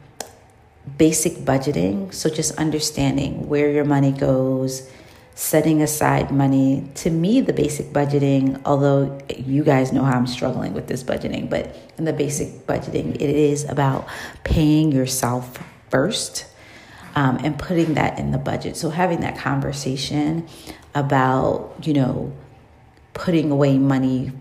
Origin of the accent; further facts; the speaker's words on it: New York City, New York, United States; as a child growing up in New York City